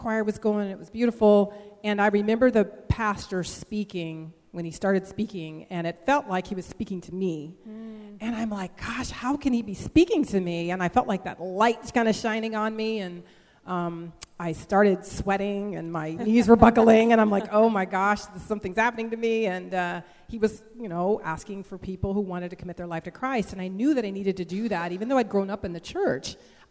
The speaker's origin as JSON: {"language": "English", "area": "Bay Area, north of the Golden Gate Bridge", "region": "California", "country": "United States", "tie": "born or raised there", "said": "I grew up in the Bay Area, just north of the Golden Gate Bridge"}